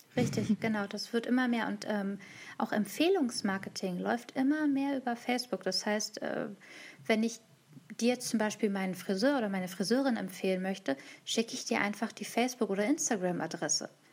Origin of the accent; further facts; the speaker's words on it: Hanover, Lower Saxony, Germany; ich komme aus Hannover, aus dem Rheinraum Hannover